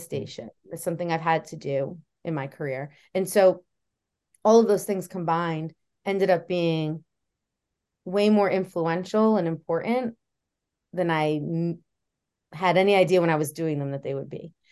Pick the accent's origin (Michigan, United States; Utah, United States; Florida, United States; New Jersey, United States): New Jersey, United States; moved away as an adult; also born or lived in Oswego, New York; I grew up in New Jersey